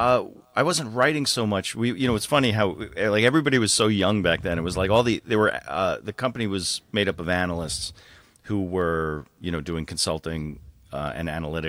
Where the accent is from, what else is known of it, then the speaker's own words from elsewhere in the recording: New York, United States; So, so I grew up in the New York suburbs. I stayed on the East Coast. I went to school in New York City and that's where I lived.